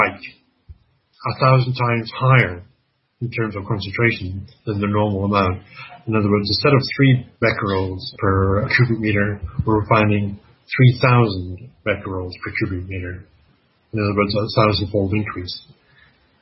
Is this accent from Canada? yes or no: yes; Canada; I'm Canadian